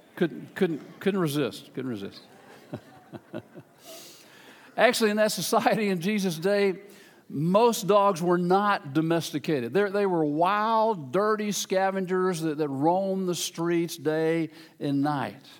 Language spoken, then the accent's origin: English; Memphis, Tennessee, United States; moved away as an adult; The church I grew up in in Memphis, Tennessee, uh, that was, I was, where I was born